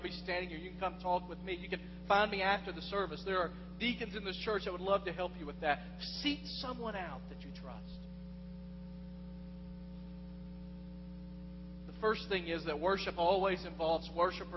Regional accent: West Tennessee, United States; moved away as an adult; I've lived in West Tennessee. I lived there 28 of the first 31 years of my life.

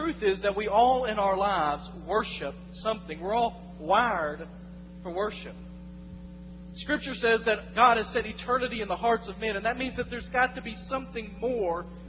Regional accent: West Tennessee, United States; moved away as an adult; I come from West Tennessee

